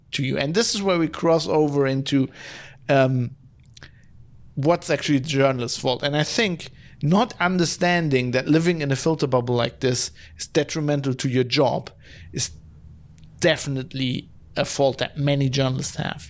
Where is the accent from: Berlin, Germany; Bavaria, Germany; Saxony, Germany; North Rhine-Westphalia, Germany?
North Rhine-Westphalia, Germany; Duisburg; my hometown. Ah, of Duisburg